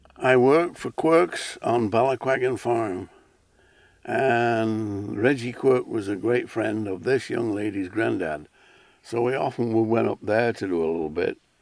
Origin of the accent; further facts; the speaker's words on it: Isle of Man; moved away as an adult; also born or lived in Alaska; I grew up on a Manx farm